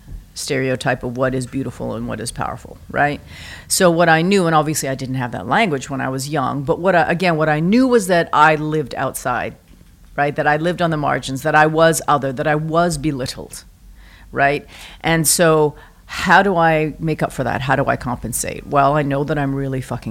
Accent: Vancouver, British Columbia, Canada; now in New York, United States; I am born and raised in Vancouver.

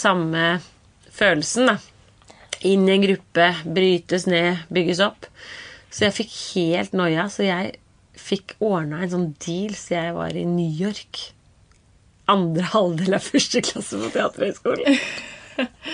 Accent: Kolbotn, Akershus, Norway; jeg er eh, fra Kolbotn

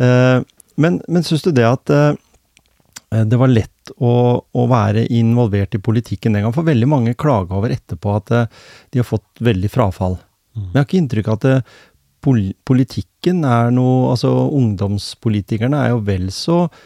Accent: Norway; Jeg er vokst opp her på Hjemsø, eller i Gråten

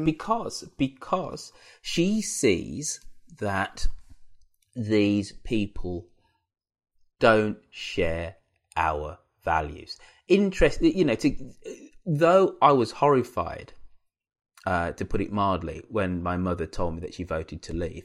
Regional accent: Birmingham, West Midlands, United Kingdom; my hometown of Birmingham

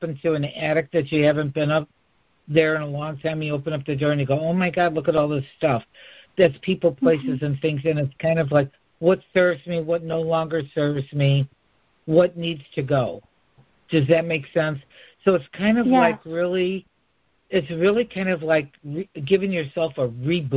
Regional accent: Chicago, Illinois, United States; accent: Chicago; my Chicago accent

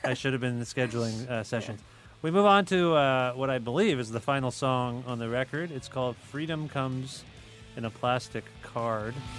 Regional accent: Cambridge, Ontario, Canada; I grew up in Cambridge

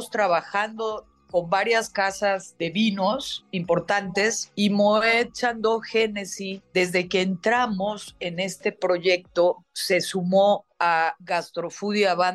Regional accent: Mexico; volcán de mi tierra, que es obviamente mexicano

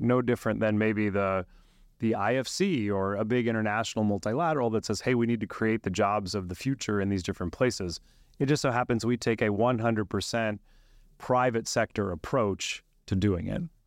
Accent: Silicon Valley, California, United States; also born or lived in Buenos Aires, Argentina; I actually grew up in California

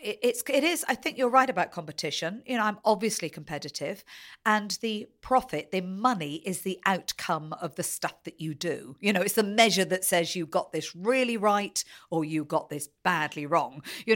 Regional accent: Taunton, South West England, United Kingdom; born there; also born or lived in Essex; Well, I was born in Taunton, but I think I moved away almost immediately. And a total coincidence that I ended up spending a lot of my life there. So I think at the time we were living in Essex.

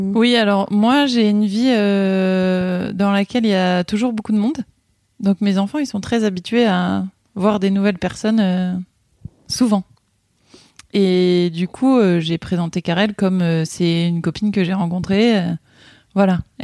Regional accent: Ain, Auvergne-Rhône-Alpes, France; moved away as an adult; also born or lived in Burgundy; now in Haute-Loire, France; Je suis originaire de euh, Bourgogne et, j'ai grandi dans l'Ain, à la campagne.

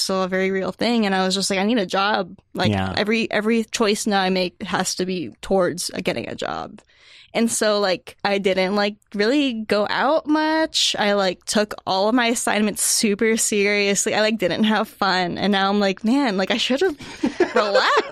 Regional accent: Ohio, United States; I'm from Ohio

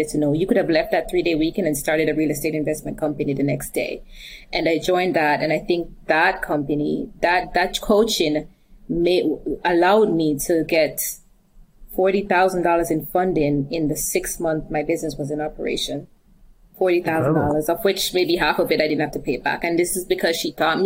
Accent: Jamaica; I'm from Jamaica too

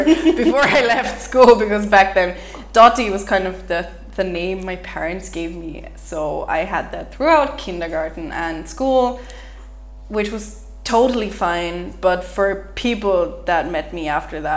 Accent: Ireland; accent: Irish; now in Austria; I was actively trying to get rid of my Irish accent

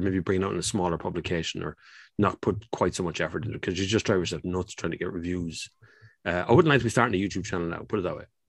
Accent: Kildare, Leinster, Ireland; now in Portlaoise, Ireland; I'm originally from Kildare

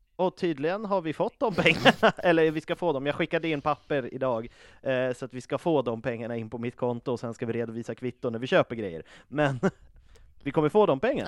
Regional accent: Uppsala, Uppsala County, Sweden; now in Stockholm, Sweden; jag är från Uppsala

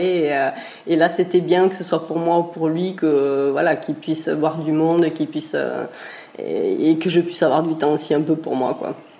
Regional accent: Pyrenees, France; moved away as an adult; also born or lived in Basque coast; on est des Pyrénées à la base

